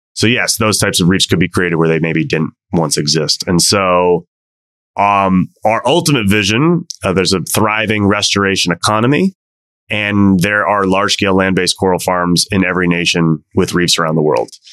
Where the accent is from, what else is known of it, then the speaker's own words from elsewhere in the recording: Washington, District of Columbia, United States; moved away as an adult; also born or lived in Mauritius; my hometown of DC